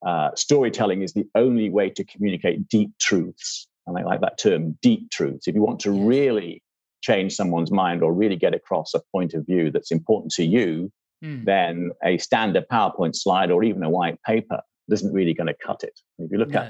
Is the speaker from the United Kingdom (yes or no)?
yes; England, United Kingdom; also born or lived in California; I'm English, you can tell that, and that, you know, grew up in England